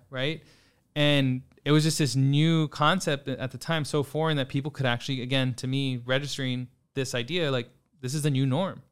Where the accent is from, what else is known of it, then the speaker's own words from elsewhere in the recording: San Antonio, Texas, United States; also born or lived in Austin, Texas / New York; born and raised in San Antonio, grew up kind of all over throughout the city